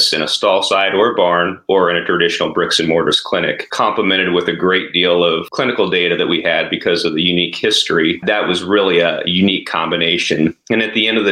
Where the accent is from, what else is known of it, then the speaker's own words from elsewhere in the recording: Jennings County, Southern Indiana, United States; moved away as an adult; also born or lived in Twin Cities, Minnesota; I grew up in Southern Indiana, actually Jennings County is the area that I grew up